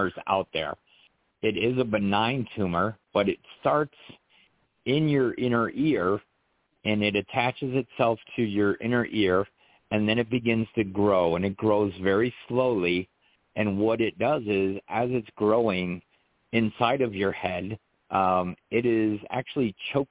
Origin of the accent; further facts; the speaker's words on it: Massachusetts, United States; moved away as an adult; also born or lived in California / Germany / Texas; So I grew up in Massachusetts in New England